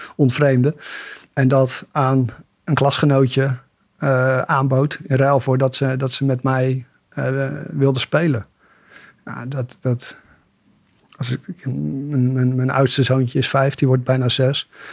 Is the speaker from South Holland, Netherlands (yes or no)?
yes; Bollenstreek, South Holland, Netherlands; klein dorpje in de Bollenstreek opgegroeid